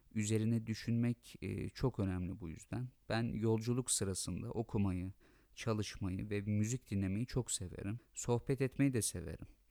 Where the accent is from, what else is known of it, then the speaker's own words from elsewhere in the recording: Turkey; ben Türk'üm ve e, Türkiye Cumhuriyeti vatandaşı olmaktan gurur duyuyorum